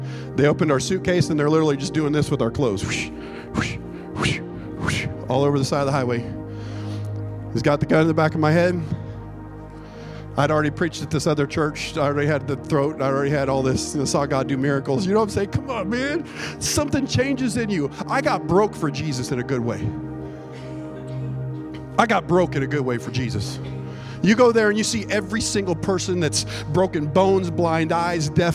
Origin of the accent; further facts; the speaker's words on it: United States; we're from America. We're not from Mexico.